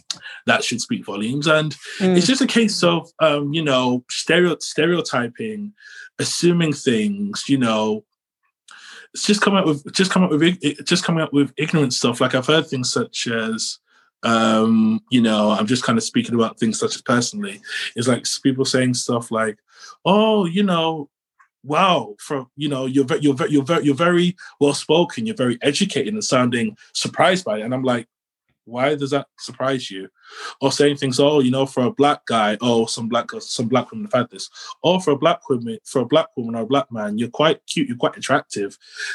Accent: London, United Kingdom; born there; It's like, well, I was born in London. So, you know, I could just go back to London, but the journey is a pain.

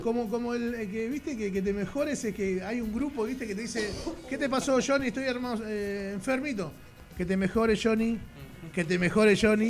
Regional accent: Lomas de Zamora, Buenos Aires Province, Argentina; somos de Loma de Zamora y cada vez que vamos a una provincia, a un canal, a un país, siempre decimos que venimos de la cultura de Loma de Zamora

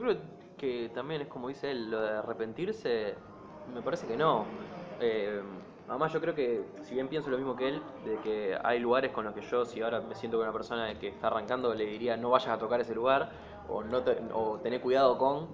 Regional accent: Rosario, Santa Fe, Argentina; nosotros que somos de Rosario

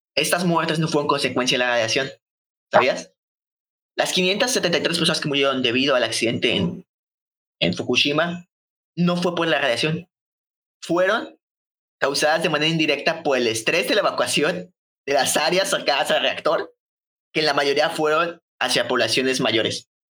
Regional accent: Mexico; somos nosotros de México

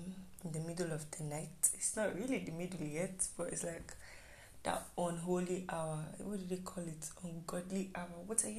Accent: Nigeria; And yeah, I am a Nigerian student.

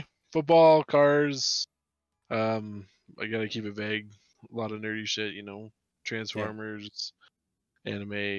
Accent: Billings, Montana, United States; also born or lived in Roundup, Montana / Illinois; Born and raised pretty much Billings, Montana. Lived in Roundup for a little bit. Illinois for like a year. But not a year that I can remember.

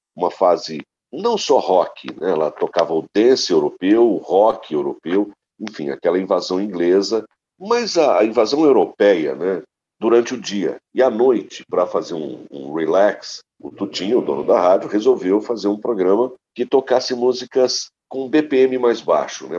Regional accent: Ribeirão Preto region, São Paulo, Brazil; moved away as an adult; now in São Paulo, Brazil; sou da região de Ribeirão Preto

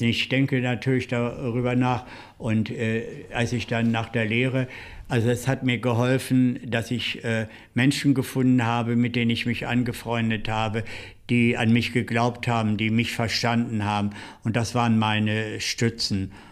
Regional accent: Seelze, Lower Saxony, Germany; moved away as an adult; also born or lived in Hetjershausen near Göttingen / Hanover; now in Berlin, Germany; dann sind wir zu meinem Großvater äh, gegangen, mütterlicherseits, nach Letter bei Hannover. Und ah äh, dort auf dem Bauernhof meines Großvaters habe ich dann so die ersten äh, Kinderjahre und Jugendjahre verbracht

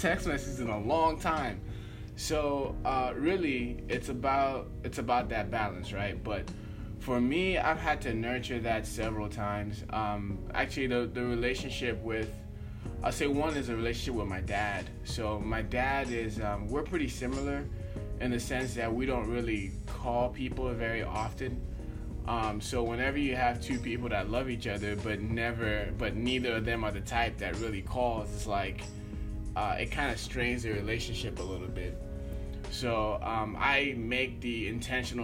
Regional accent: Nigeria; I am from Nigeria

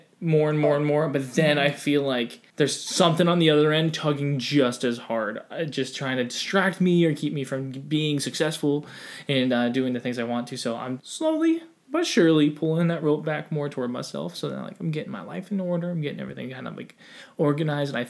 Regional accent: Ohio, United States; I'm from Ohio

